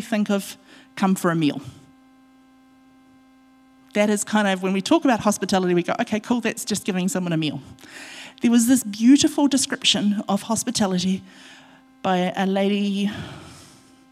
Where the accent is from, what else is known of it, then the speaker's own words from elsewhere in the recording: Otorohanga, Waikato, New Zealand; my home church, my church that I grew up in Otorohanga